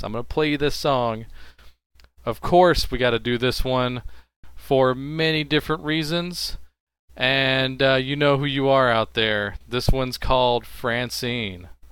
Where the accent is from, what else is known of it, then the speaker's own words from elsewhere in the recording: Texas, United States; I'm from Texas